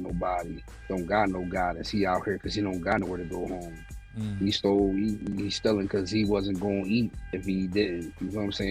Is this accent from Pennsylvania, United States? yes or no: yes; Philadelphia, Pennsylvania, United States; I'm from West Philly, born and raised.